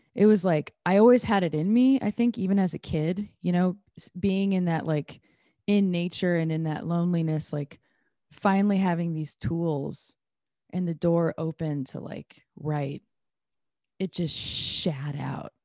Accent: Iowa, United States; born or raised there

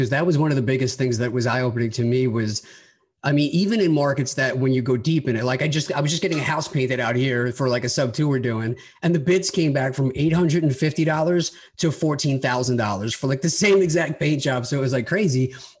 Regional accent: Long Island, New York, United States; I grew up on Long Island and initially I was looking at New York, New York City

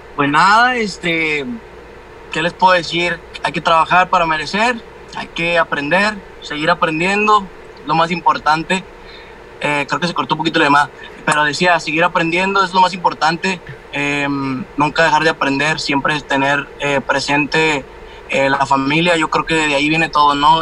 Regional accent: Mexico; al último éramos como tres mexicanos

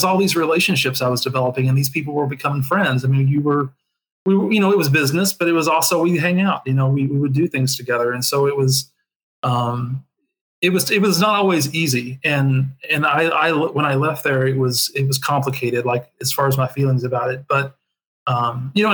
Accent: rural Kentucky, United States; moved away as an adult; also born or lived in Nashville, Tennessee; growing up in the South, you know, in rural Kentucky

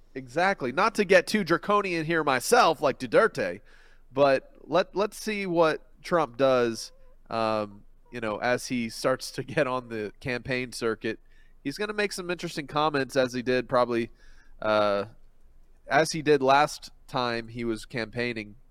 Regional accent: Philippines; moved away; I grew up in the Philippines

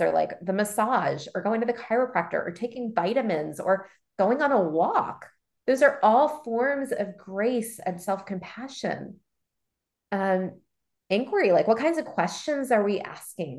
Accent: Baltimore, Maryland, United States; also born or lived in Chicago; I grew up in Baltimore

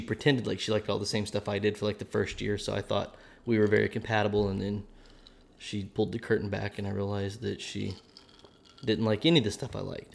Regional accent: Oklahoma, United States; accent: Oklahoma; my Oklahoma accent could come out now and then

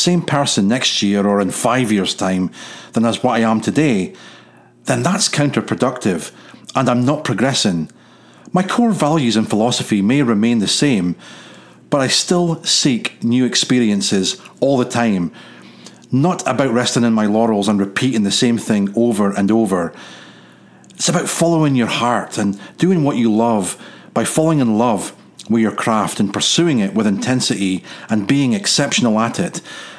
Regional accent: United Kingdom; first language English; moved away; being British, we did not have any real mandate to learn any other language other than English

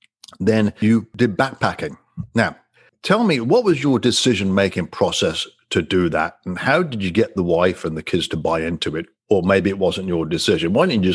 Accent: Coventry, West Midlands, United Kingdom; now in United States; Well, I'm a Coventry guy from the centre of England.

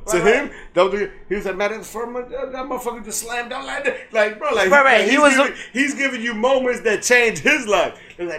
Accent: United States; I'm American, bro.

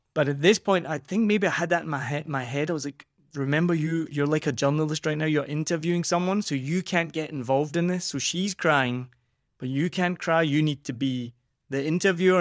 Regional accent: Scotland, United Kingdom; accent: Scottish; moved away; also born or lived in New Zealand; I'm from Scotland

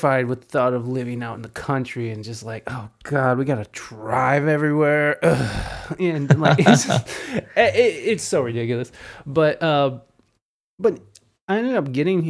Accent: Toledo, Ohio, United States; moved away; also born or lived in San Diego, California; I moved from San Diego, California, back to Toledo about 3 years ago.

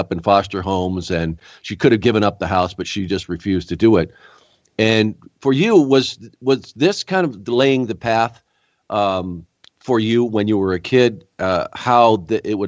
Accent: Rochester, New York, United States; I was born in Rochester.

